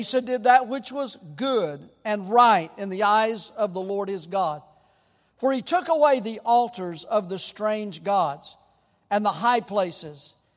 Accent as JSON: {"language": "English", "region": "Tennessee", "country": "United States", "also_born_or_lived": "Texas", "moved": "yes", "said": "I'm from Tennessee"}